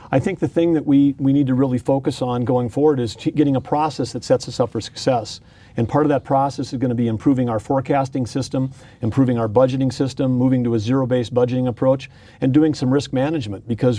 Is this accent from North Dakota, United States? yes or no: yes; Arthur, North Dakota, United States; I grew up in Arthur, North Dakota, working at the grain elevator and on our farm.